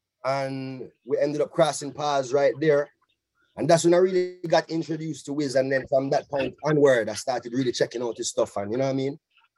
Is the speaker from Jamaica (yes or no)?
yes; Jamaica; us as Jamaican, as Rasta